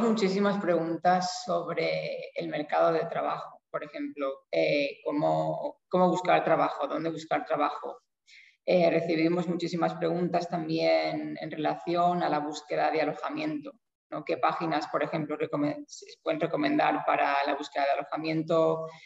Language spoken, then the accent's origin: Spanish; Spain; now in Iceland; Yo soy de España